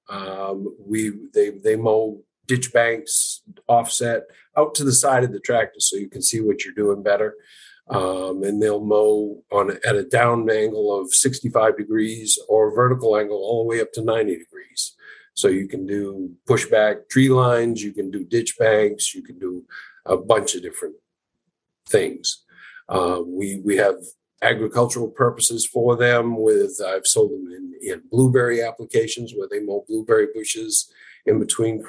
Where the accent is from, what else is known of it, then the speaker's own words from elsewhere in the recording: Madison, Maine, United States; I was born and raised in Madison, Maine